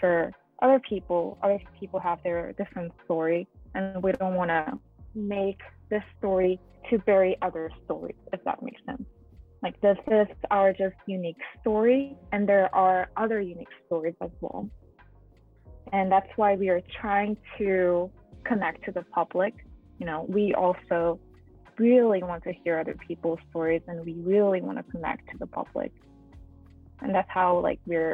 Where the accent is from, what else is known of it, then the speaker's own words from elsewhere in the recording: South Korea; moved away; I am identified as Korean on my passport and driver license and all the documents